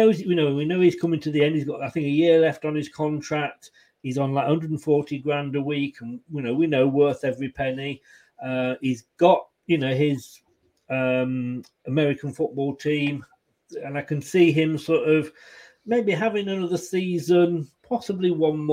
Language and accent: English; Leicester, East Midlands, United Kingdom; born there; also born or lived in Blackpool; I was born in Leicester. I went to Blackpool, and it took me a while to get settled in, to make new friends and feel at home.